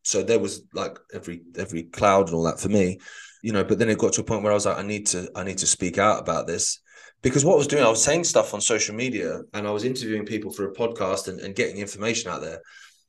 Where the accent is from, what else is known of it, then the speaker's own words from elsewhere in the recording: Sheffield, Yorkshire and the Humber, United Kingdom; I was like, I'm from Sheffield.